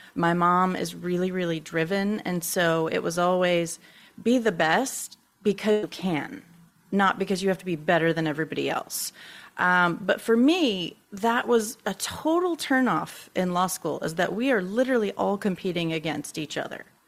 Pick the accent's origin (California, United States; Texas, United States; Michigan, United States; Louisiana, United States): Louisiana, United States; Baton Rouge; I am from Baton Rouge, Louisiana